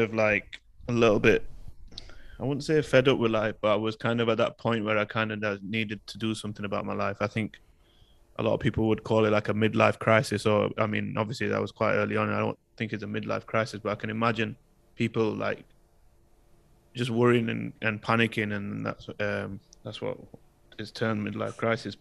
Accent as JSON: {"language": "English", "country": "United Kingdom", "tie": "born or raised there", "said": "my identity as a British Pakistani and how I felt in society in the UK growing up with the racism and the cultural differences"}